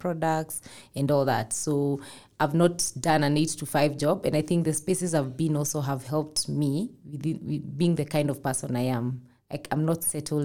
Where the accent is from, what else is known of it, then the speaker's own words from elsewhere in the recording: Limuru, Kiambu County, Kenya; I come from Limuru where we have a lot of plums, especially during, you know, December.